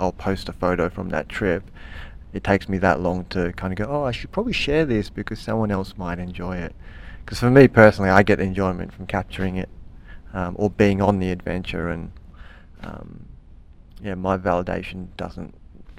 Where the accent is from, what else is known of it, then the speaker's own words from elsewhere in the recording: Canberra, Australian Capital Territory, Australia; Living in Canberra, growing up in Canberra, and living the Canberra kind of lifestyle as a young person